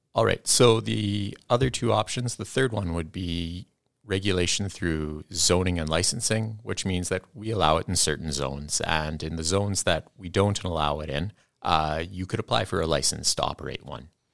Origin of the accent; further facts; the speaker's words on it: Kamloops, British Columbia, Canada; moved away as an adult; now in Kenora, Canada; I came from British Columbia, and this is the closest I'm gonna get to home